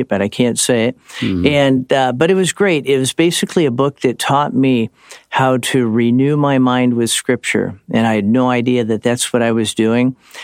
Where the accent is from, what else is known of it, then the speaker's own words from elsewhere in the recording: Cleveland, Ohio, United States; moved away as an adult; also born or lived in California; church growing up in Cleveland